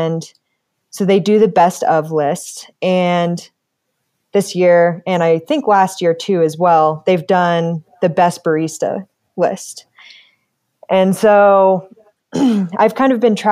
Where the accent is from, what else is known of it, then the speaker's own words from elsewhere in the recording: Colorado Springs, Colorado, United States; also born or lived in Longmont, Colorado; I was born and raised here in Colorado Springs